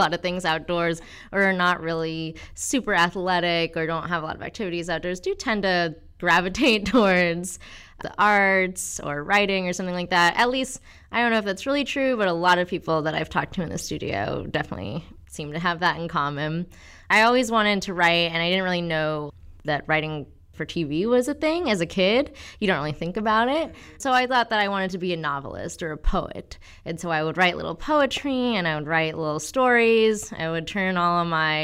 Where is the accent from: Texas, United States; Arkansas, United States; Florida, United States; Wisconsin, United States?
Texas, United States; College Station; also born or lived in Des Moines, Iowa; I really liked growing up in Texas.